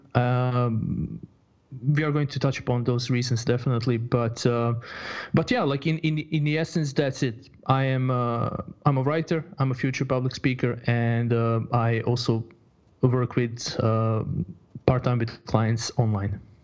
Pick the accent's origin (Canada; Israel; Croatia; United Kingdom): Croatia; moved away as an adult; also born or lived in Bosnia and Herzegovina; now in Sweden; I was I was born in Bosnia in uh, 1985, mm-hmm. and uh, after after living in a war zone, so early 90s, 91, I moved to uh, 91 or early 92. I'm not I'm not 100% sure, but I moved then to uh, to Croatia.